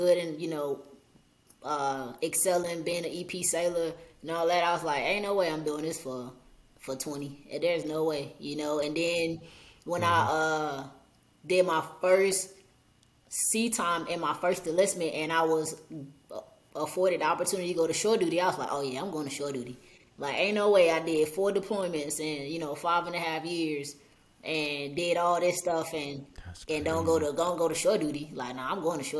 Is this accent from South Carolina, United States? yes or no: no; Georgia, United States; moved away as an adult; also born or lived in San Diego; I'm from Georgia, so I don't do the snow